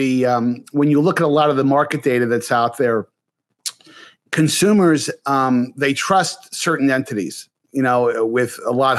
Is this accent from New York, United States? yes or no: yes; New York area, United States; I grew up in the New York area